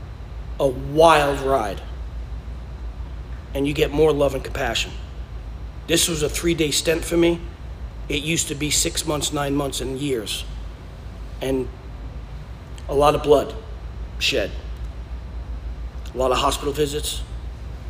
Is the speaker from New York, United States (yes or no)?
yes; New York, United States; moved away; I'm from New York.